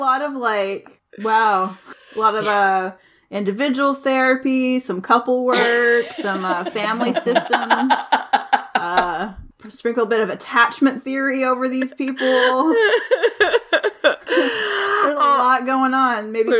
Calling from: St. Louis, Missouri, United States; So I'm recording from St. Louis, Missouri.

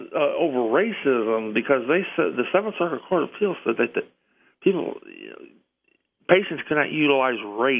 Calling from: Indiana, United States; … from Indiana.

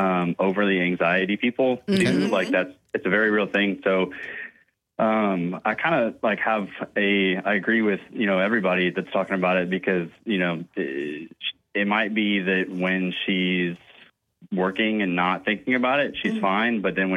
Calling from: Somerville, United States

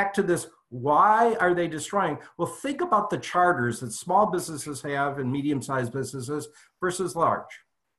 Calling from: California, United States; I am actually calling in from my home office. Friday traffic is just terrible here in Silicon Valley.

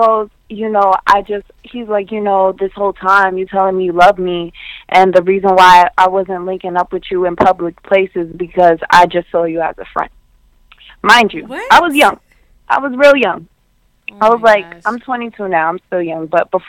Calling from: Queens, New York, United States; I'm coming from Queens, New York.

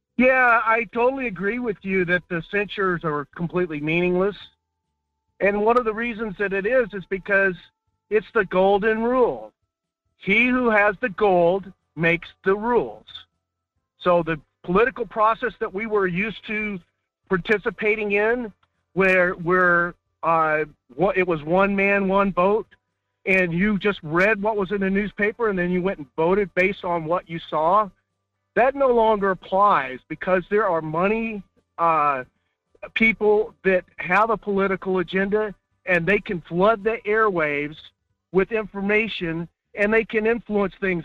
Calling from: Delta Junction, Alaska, United States; calling from Delta Junction

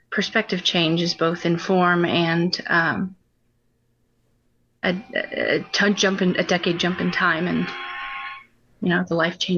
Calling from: Ohio, United States; Uh, we're in Northwest Ohio.

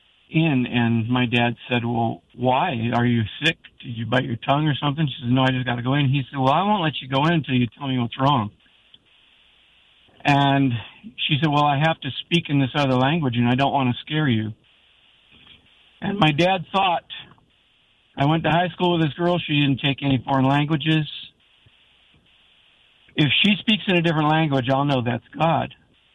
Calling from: Jacksonville, United States; I'm calling from my car. I'm at the Walmart on Collins Road in Jacksonville.

